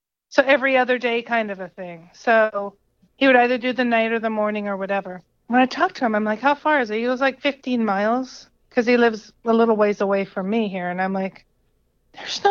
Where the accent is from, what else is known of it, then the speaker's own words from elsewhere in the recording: British Columbia, Canada; also born or lived in Sacramento area, United States; now in United States; I'm born and raised in Canada, so in BC.